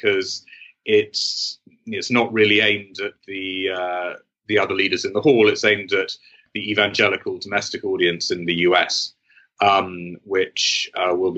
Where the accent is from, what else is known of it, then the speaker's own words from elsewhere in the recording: United Kingdom; I as a Brit